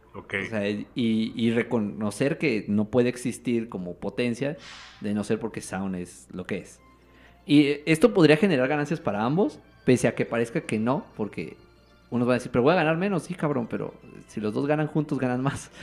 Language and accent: Spanish; Mexico